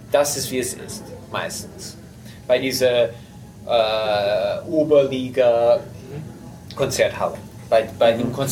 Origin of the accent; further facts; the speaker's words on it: United States; German is a second language; dass ich bin Amerikaner, aber ich habe nur reine russische Klavierschule.